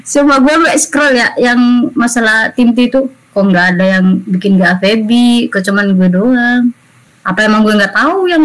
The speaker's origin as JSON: {"language": "Indonesian", "region": "East Java", "country": "Indonesia", "said": "karena gue kan dari Jatim meskipun gak di Surabaya"}